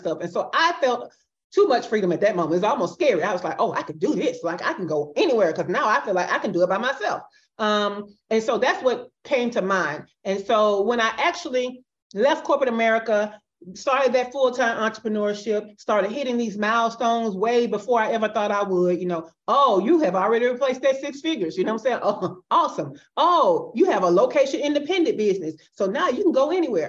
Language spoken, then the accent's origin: English; Birmingham, Alabama, United States; moved away as an adult; now in Buenos Aires, Argentina; from Birmingham, Alabama, which is my hometown